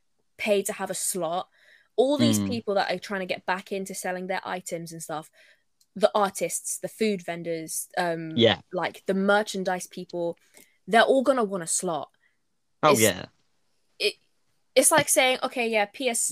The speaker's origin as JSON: {"language": "English", "region": "London", "country": "United Kingdom", "tie": "born or raised there", "said": "I'm Londoner, born and bred"}